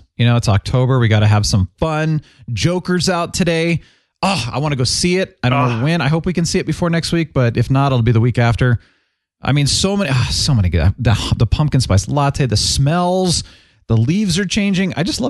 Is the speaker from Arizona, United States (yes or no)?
yes; Phoenix, Arizona, United States; I grew up in Phoenix